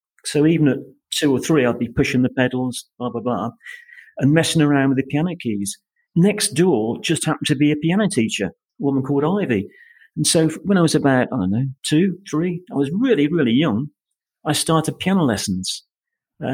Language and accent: English; Coventry, West Midlands, United Kingdom; moved away as an adult; also born or lived in United States; now in Spain; I was brought up in Wyken Avenue in Coventry.